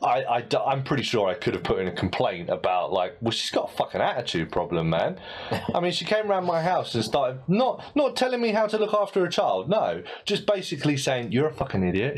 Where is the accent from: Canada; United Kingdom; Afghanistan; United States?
United Kingdom; as a British ear